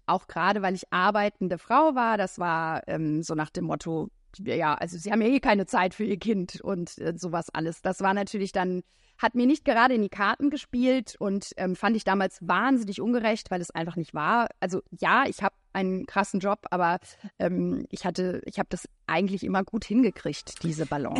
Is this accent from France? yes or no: yes; France; moved away; ich bin in Frankreich aufgewachsen